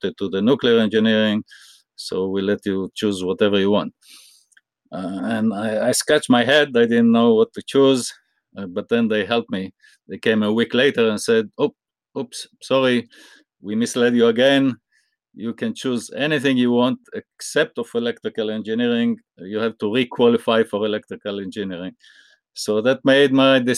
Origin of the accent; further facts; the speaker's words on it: Israel; I grew up in Israel